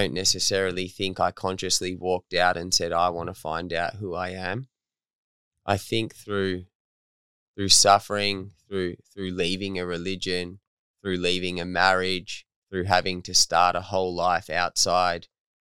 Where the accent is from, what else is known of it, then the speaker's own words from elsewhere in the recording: Torquay, Victoria, Australia; Where I'm from. Okay. I'm from Torquay.